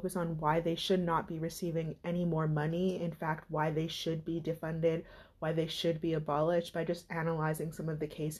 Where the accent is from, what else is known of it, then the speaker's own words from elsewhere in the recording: Winnipeg, Manitoba, Canada; Winnipeg Police Service, as that is my hometown